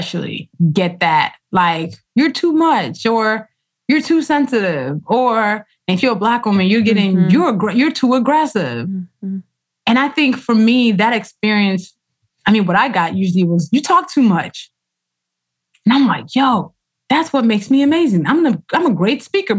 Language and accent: English; Nigeria; first language Yoruba and English; how I write Yoruba, which is my language, my first language. Actually, Yoruba and English are equally my first language, but it's my lineage language.